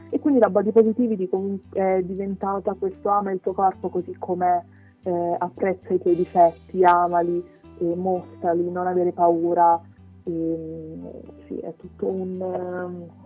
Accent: Rome, Lazio, Italy; ho 20 anni, sono di Roma

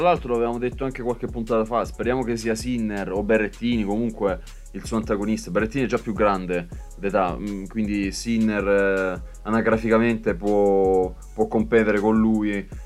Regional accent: Brindisi, Apulia, Italy; io sono di Brindisi

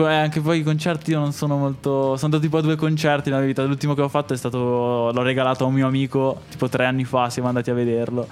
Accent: Monza, Lombardy, Italy; anch'io sono di Monza

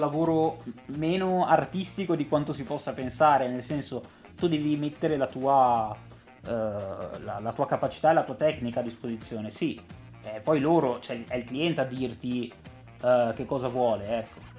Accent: Genoa, Liguria, Italy; io sono di Genova

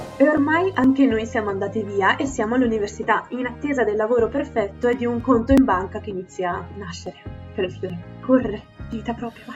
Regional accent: Southern Italy, Italy; accent: terrona (southern Italian); questa mia fantastica pronuncia da terrona

